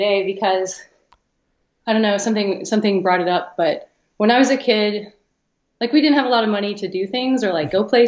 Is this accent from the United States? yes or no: yes; Columbus, Ohio, United States; I grew up in Columbus, Ohio